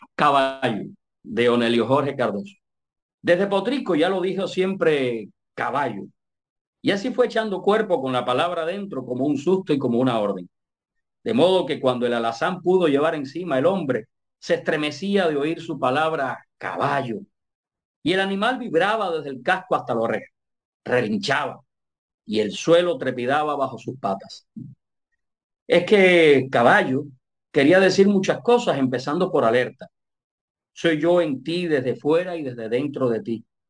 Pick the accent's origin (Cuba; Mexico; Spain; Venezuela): Cuba; Manzanillo, Granma; nací en, en, la ciudad de Manzanillo, en Granma, eh, allá cuando tenía 12 años del siglo pasado. Eh, comencé, comencé como locutor ahí